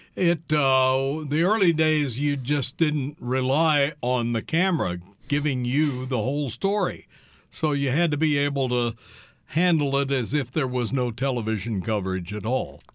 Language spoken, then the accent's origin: English; Kansas City, Missouri, United States; moved away as an adult; also born or lived in Iowa; I grew up in the Kansas City, Missouri area